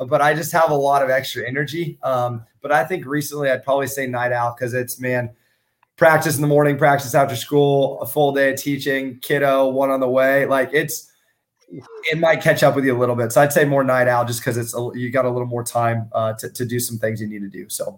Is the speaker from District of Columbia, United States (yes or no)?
no; Kansas, United States; I grew up in Kansas.